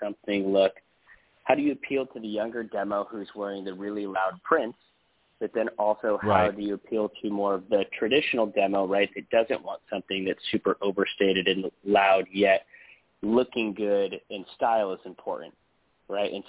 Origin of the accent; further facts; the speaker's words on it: Southern California, United States; We grew up together, and we grew up in Southern California